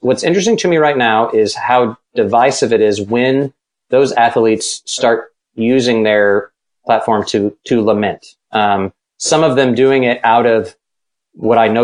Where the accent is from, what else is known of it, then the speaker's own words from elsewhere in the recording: Texas, United States; I was born in Texas.